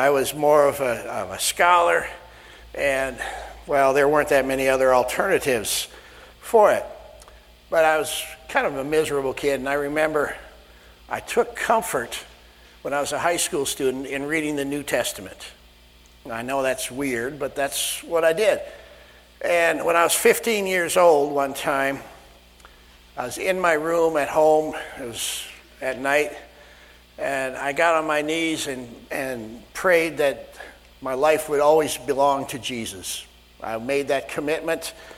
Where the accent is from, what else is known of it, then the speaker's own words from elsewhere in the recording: Sioux Center, Iowa, United States; moved away; This is where Diane and I grew up, Sioux Center, Iowa